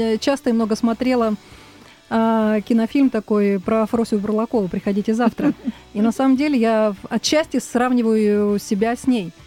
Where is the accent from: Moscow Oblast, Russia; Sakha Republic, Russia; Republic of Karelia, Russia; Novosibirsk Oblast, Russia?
Novosibirsk Oblast, Russia; Novosibirsk; also born or lived in Tolmachevo; now in Moscow, Russia; Я приехала из города Новосибирска. Родилась я в село Толмачево.